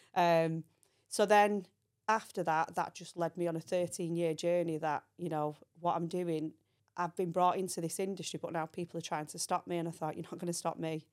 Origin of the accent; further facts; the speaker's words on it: Manchester, North West England, United Kingdom; also born or lived in Belfast; I came from Belfast. Um, we moved to Manchester, and that's where my life started